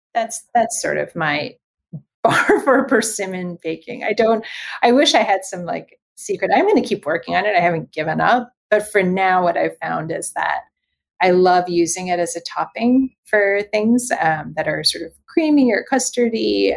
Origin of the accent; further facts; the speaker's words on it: Los Angeles, California, United States; I was born and raised in Los Angeles in Southern California, and my family is Chinese